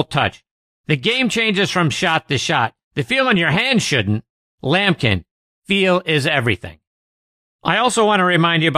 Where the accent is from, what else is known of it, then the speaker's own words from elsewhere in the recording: Pittsburgh, Pennsylvania, United States; my hometown of Pittsburgh